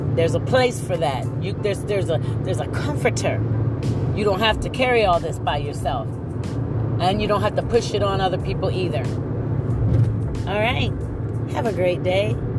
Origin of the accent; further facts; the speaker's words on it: Ohio, United States; also born or lived in Oberlin, Ohio; now in Louisville, United States; I'm from originally from Ohio, and the thing about when you come from a small town, you know, I, I live next to Oberlin College